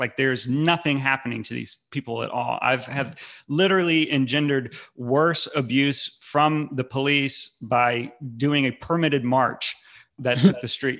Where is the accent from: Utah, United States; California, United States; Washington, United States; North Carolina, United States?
North Carolina, United States; I grew up in North Carolina. I've lived my entire life.